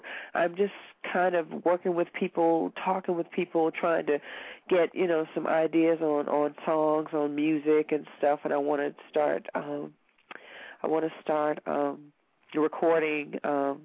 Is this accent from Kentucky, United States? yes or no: yes; Kentucky, United States; I'm from Kentucky.